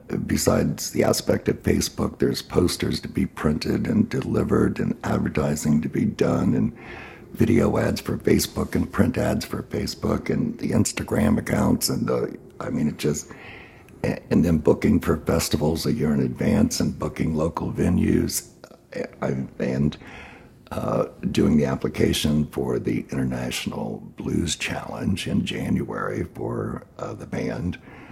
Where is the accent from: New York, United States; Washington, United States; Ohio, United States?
Ohio, United States; Chillicothe; now in Columbus, United States; I was born in Chillicothe, Ohio. And, you know, I often say I was born poor white trash because I was. You know, I was born out in the boonies, Spud Run Road, beside Tar Hollow at the foothills of Rattlesnake Knob, with no indoor running water.